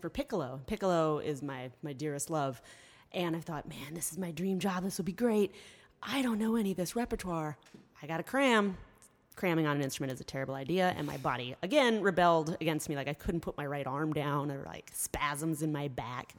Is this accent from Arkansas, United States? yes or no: no; Columbia, Tennessee, United States; also born or lived in Michigan; I grew up here in Columbia, a little bit south